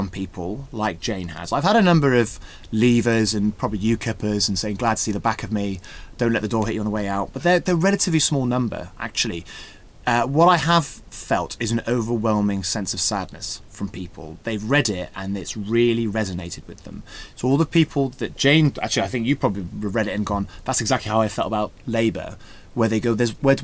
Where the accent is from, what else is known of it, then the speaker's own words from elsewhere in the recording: Somerset, South West England, United Kingdom; moved away; I'm from Somerset